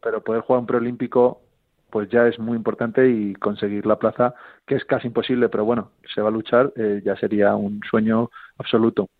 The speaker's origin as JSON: {"language": "Spanish", "country": "Spain", "said": "lo que siempre queremos como españoles"}